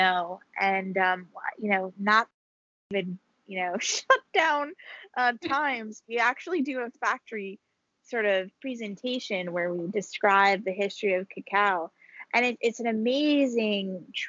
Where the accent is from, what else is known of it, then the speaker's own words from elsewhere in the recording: Hudson River Valley, New York, United States; I grew up in the Hudson River Valley region of New York, which is about an hour and a half, hour and 45 north of New York City